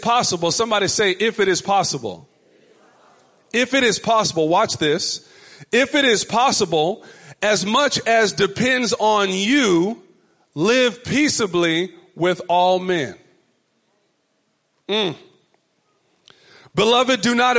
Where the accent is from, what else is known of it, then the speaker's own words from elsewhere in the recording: Richardson, Texas, United States; my mother's home growing up in Richardson, Texas